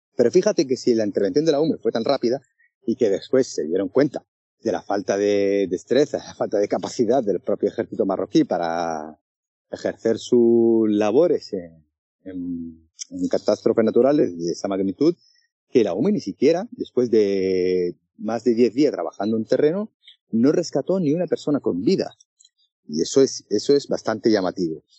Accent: Western Sahara; como periodista saharaui

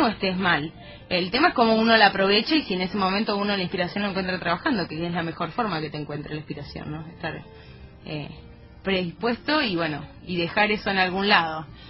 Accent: Buenos Aires Province, Argentina; yo no soy porteña, yo soy bonaerense

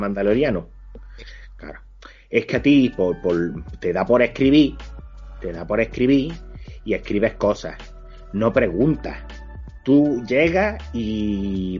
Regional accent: Spain; somos mm, españoles

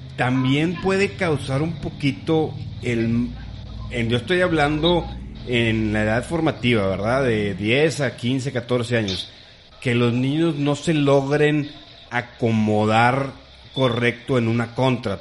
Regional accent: Monterrey, Nuevo León, Mexico; somos de Monterrey

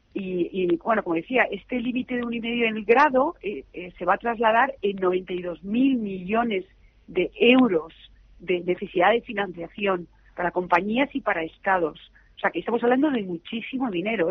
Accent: Madrid, Community of Madrid, Spain; Estoy muy, muy orgullosa como española y como madrileña

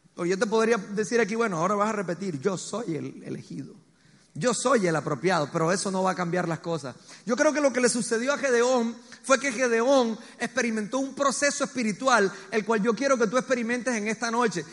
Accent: Colombia; also born or lived in Medellín

